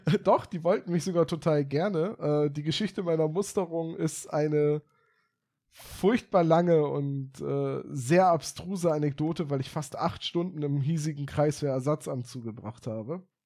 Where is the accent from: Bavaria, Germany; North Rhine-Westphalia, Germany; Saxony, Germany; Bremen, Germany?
Bremen, Germany; also born or lived in Oldenburg; meine Heimat war, auf Bremen.